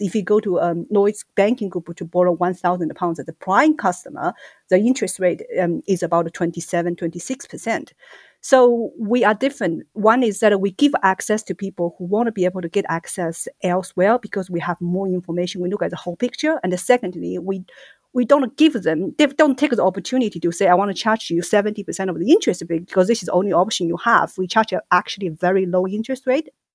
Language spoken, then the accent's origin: English; China; moved away as an adult; also born or lived in Singapore; now in United Kingdom; Originally, I'm from China